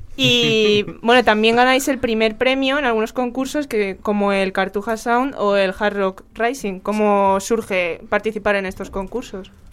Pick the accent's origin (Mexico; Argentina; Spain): Spain; Canencia, Community of Madrid; el Good Folk que se celebra en Canencia, que como algunos saben es mi pueblo.